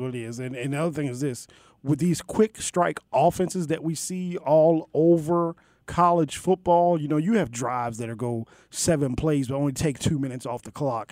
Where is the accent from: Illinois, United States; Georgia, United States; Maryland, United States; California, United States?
Maryland, United States; Maryland, my home state